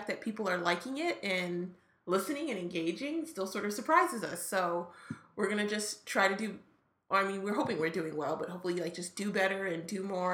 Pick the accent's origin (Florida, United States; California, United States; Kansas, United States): Kansas, United States; Kansas City; now in St. Louis, United States; I was from Kansas City and not St. Louis